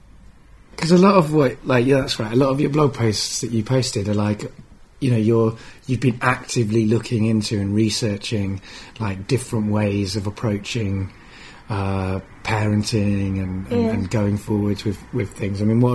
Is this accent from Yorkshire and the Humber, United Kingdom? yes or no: no; Lancaster, North West England, United Kingdom; now in London, United Kingdom; I came down from Lancaster. So like, you know, for me, like I wasn't in a very multicultural society